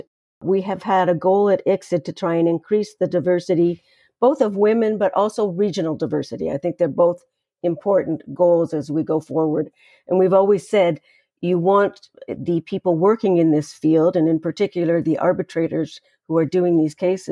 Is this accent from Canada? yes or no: yes; Canada; I'm a Canadian citizen who got my formal legal training at McGill University in Montreal